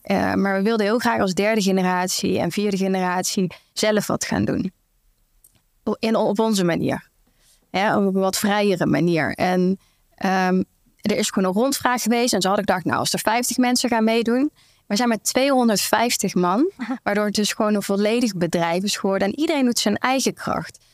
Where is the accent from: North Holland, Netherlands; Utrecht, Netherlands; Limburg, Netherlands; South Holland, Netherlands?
Limburg, Netherlands; Venlo; ik kom uit Venlo. Limburg